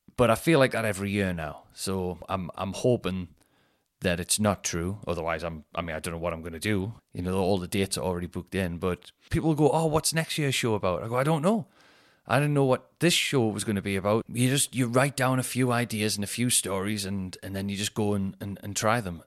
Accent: Newcastle upon Tyne, North East England, United Kingdom; the show is gonna be in my hometown

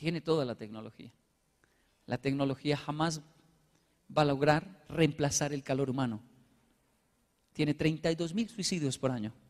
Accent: Colombia; born there; porque yo nací aquí. Es mi tierra, es como mi mamá. Y podrá alegar mucho a veces, pero es mamá, es Colombia, es mi tierra.

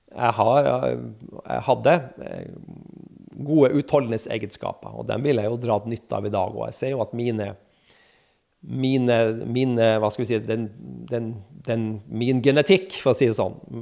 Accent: Kirkenes, Finnmark, Norway; moved away; jeg er jo fra Kirkenes

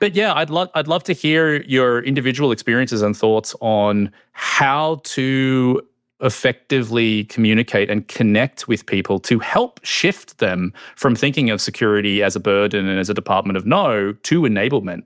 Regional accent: Australia; moved away as an adult; now in United States; I'm from Australia. So I didn't grow up in the U S, although I've lived here for fifteen years.

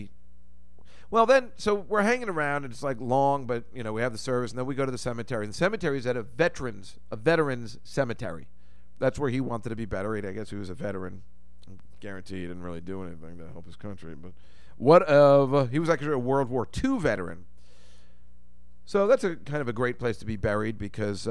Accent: United States; we're from New York, New Jersey area

